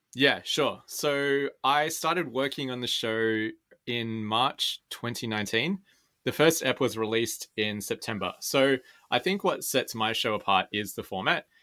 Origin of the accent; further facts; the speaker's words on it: Sydney, New South Wales, Australia; I was born and raised here in Sydney